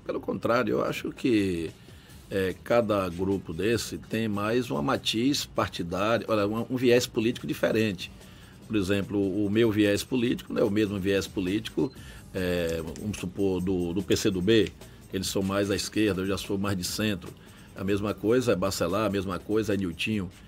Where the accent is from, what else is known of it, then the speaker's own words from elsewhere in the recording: Salvador, Bahia, Brazil; also born or lived in Coração de Maria, Bahia; eu moro em Salvador, há 52 anos. Eu tenho 61 anos de idade, vim para aqui com 9 anos de idade, estudei aqui